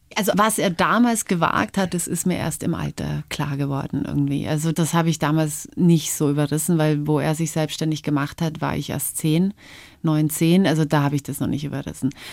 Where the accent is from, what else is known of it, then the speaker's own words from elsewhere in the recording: Upper Palatinate, Bavaria, Germany; also born or lived in Canada; Geprägt haben mich meine Kindheit auf dem Oberpfälzer Dorf